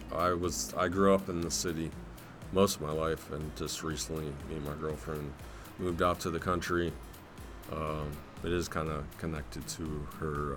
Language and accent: English; Canton, Ohio, United States; I'm from Canton, Ohio, and we have the Pro Football Hall of Fame